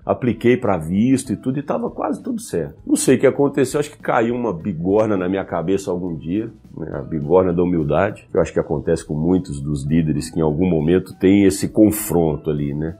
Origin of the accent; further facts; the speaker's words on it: Goiânia, Goiás, Brazil; moved away as an adult; now in São Paulo, Brazil; eu sou natural de Goiânia, estou né? em São Paulo já há alguns anos